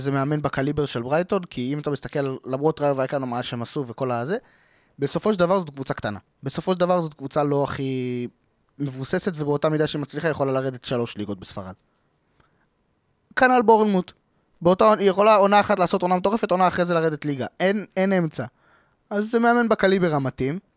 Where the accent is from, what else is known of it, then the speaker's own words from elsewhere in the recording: Israel; ככה אנחנו ישראלים